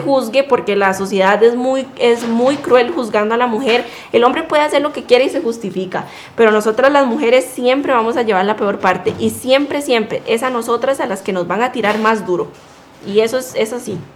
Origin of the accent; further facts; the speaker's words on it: Costa Rica; now in United States; tengo 24 años, soy de Costa Rica